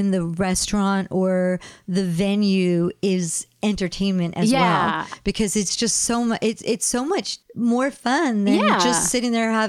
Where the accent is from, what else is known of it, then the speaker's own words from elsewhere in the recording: East Coast, United States; moved away; I grew up on the East Coast